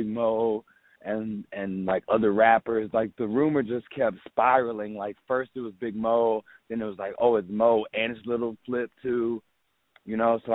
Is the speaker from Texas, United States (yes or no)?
yes; Houston, Texas, United States; growing up in Third Ward